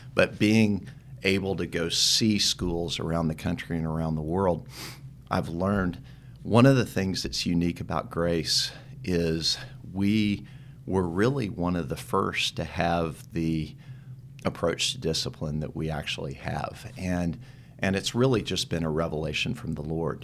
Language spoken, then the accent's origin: English; Dallas, Texas, United States; also born or lived in Tyler, Texas; I grew up in Dallas